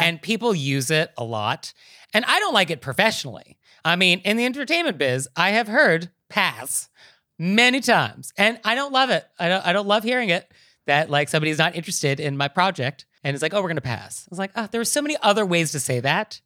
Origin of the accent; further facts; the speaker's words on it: United States; I'm American